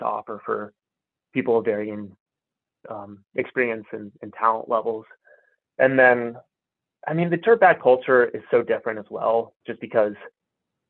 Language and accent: English; Colorado, United States; I grew up in Colorado